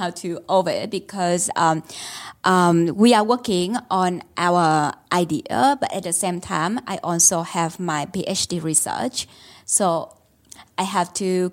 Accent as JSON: {"language": "English", "region": "Ho Chi Minh City", "country": "Vietnam", "tie": "born or raised there", "moved": "as an adult", "lives_now": "Melbourne, Australia", "said": "I grew up in Ho Chi Minh City, Vietnam"}